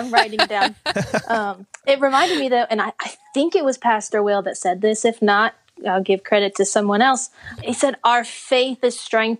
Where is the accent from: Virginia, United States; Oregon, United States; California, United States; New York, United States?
Virginia, United States; born there; also born or lived in Dallas / Connecticut; So I was born in Virginia. Then we moved to Texas. My dad's side of the family's from Tyler and my mom from San Antonio.